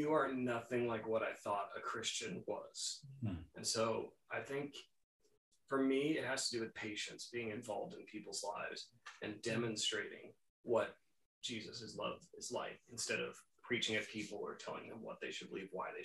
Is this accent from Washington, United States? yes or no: yes; Seattle, Washington, United States; moved away; I'm from Seattle